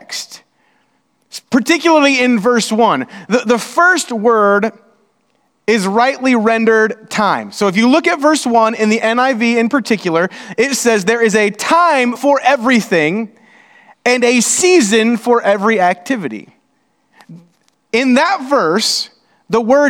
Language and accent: English; Indiana, United States; We're from Indiana